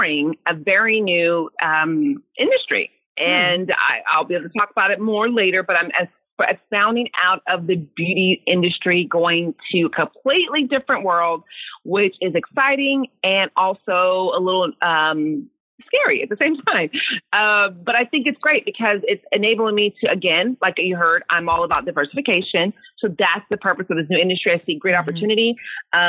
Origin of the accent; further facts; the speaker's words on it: Sacramento, California, United States; moved away as an adult; now in Dallas, United States; I'm born and raised in California, never lived anywhere else.